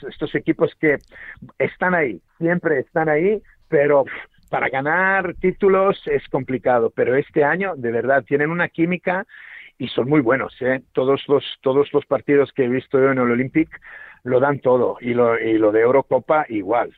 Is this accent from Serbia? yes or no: yes; Serbia; Spanish is a second language; now in Spain; yo nací en Serbia, eh, y claro, eh, crecí, nací en los 70, 77, y crecí en los 80